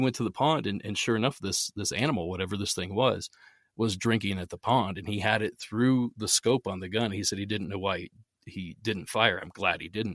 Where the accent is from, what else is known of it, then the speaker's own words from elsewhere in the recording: Southeast Ohio, United States; I grew up in Southeast Ohio. If you're familiar with the area, it's about halfway between Pittsburgh and Columbus